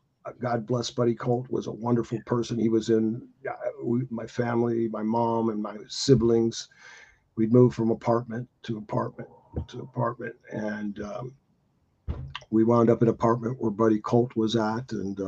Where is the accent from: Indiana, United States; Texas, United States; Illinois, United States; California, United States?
Indiana, United States; Gary; came from a very tough background. Most people would never understand it. I was born in Gary, Indiana. All my friends were black, just about. I had a white friend, Billy Kempinski, a Polish guy.